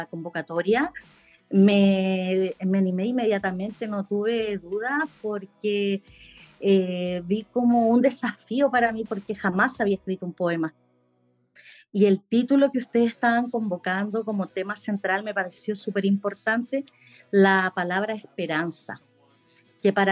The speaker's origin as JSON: {"language": "Spanish", "region": "Antofagasta", "country": "Chile", "said": "soy de Chile, Antofagasta, precisamente."}